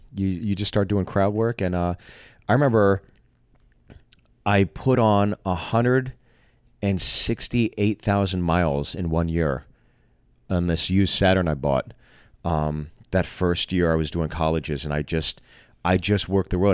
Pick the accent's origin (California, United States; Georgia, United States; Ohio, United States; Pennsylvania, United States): Pennsylvania, United States; Pittsburgh; also born or lived in Freehold, New Jersey; So I've always considered Pittsburgh my hometown.